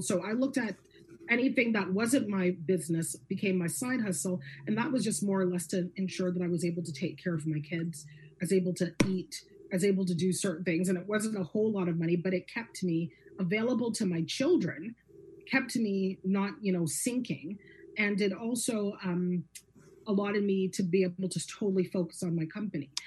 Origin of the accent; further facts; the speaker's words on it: Guelph, Ontario, Canada; I'm born and raised in Guelph, Ontario. I'm a Guelphite